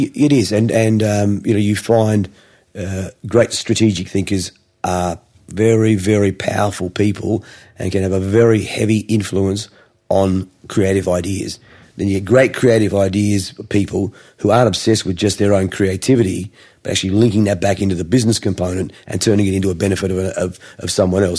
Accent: Adelaide, South Australia, Australia; also born or lived in Gosford, New South Wales; I sort of grew up uh, in Adelaide

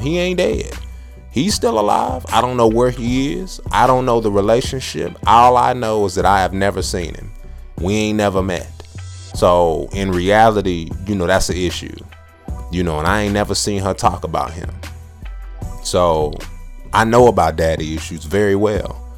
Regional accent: Texas, United States; I'm from Texas

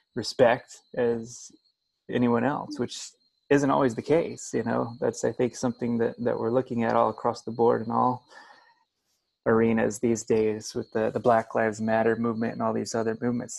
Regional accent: Springfield, Illinois, United States; I grew up in Illinois. I grew up uh, the son of a, a, preacher man in in uh, Springfield, Illinois

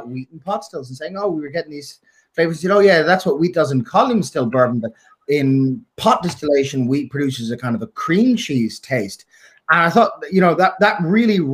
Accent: Dublin, Leinster, Ireland; I'm from North Dublin

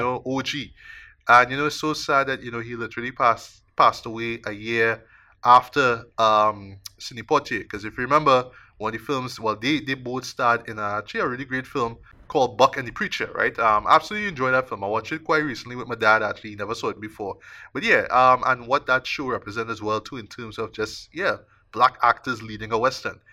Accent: Trinidad & Tobago; me as a Trinidadian

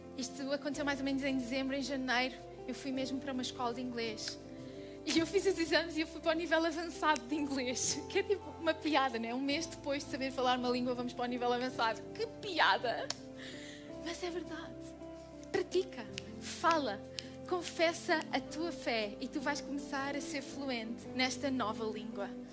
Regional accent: Portugal; eu sou portuguesa

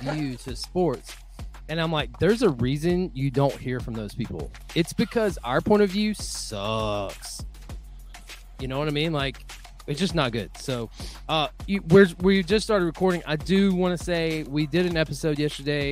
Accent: Northwest Georgia, United States; Northwest Georgia, uh, which obviously holds a special place in my heart because that's where I'm from

